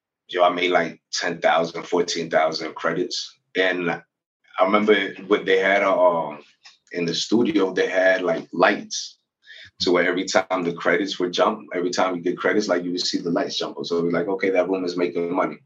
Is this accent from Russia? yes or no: no; United States; moved away as an adult; also born or lived in Venezuela; I grew up in the United States